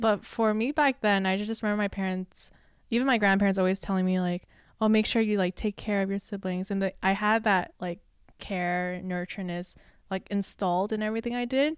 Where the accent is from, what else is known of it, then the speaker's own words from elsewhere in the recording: Los Angeles, California, United States; English is a second language; also born or lived in China / Singapore; born and raised in L A, um, first gen A B C, which is, uh, American, born Chinese